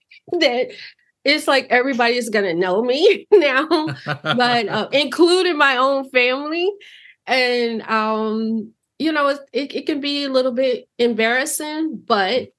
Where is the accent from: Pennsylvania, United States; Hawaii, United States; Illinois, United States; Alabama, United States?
Illinois, United States; Chicago; growing up in Chicago